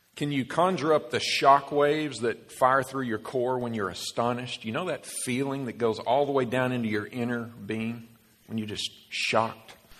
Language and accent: English; Dallas, Texas, United States; Dallas, Texas, my basically my hometown